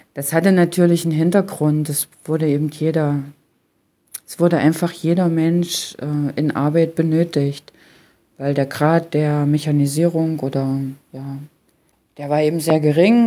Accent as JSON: {"language": "German", "region": "Halle-Leipzig area", "country": "Germany", "tie": "born or raised there", "said": "Ich selbst stamme ja aus der Region Halle-Leipzig"}